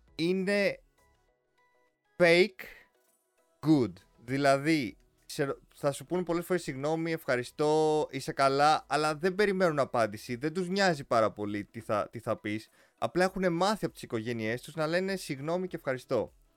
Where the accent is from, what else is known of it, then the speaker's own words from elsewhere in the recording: Greece; όντας σαν Έλληνες